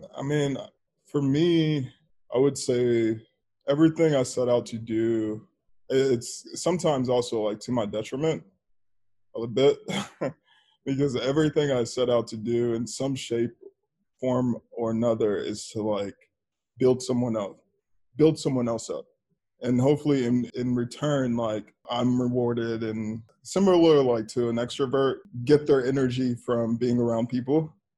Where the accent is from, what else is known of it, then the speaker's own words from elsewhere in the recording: Dallas, Texas, United States; moved away as an adult; also born or lived in Washington, District of Columbia, United States / Los Angeles; I grew up in Dallas, but I became a grown up in DC